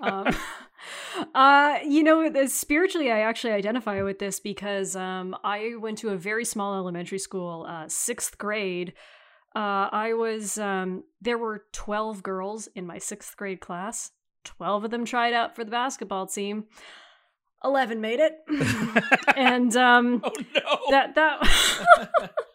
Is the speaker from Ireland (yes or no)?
no; Canada